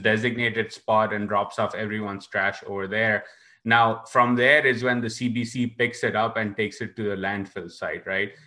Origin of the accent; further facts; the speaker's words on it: Karachi, Sindh, Pakistan; growing up in Karachi